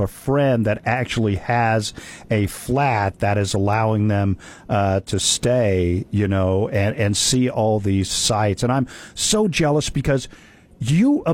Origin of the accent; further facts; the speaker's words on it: Oklahoma, United States; I'm from Oklahoma